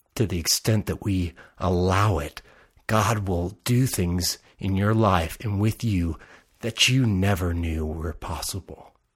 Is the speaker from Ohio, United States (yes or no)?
no; Salinas, California, United States; also born or lived in Nashville / Texas / Connecticut / Los Angeles; now in Isla Vista, United States; Growing up in Salinas, I would have never guessed that I would move to Nashville